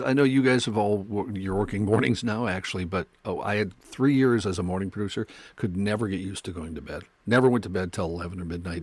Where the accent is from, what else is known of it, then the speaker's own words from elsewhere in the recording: North Dakota, United States; I did not grow up on a farm or near a farm, even though I grew up in North Dakota.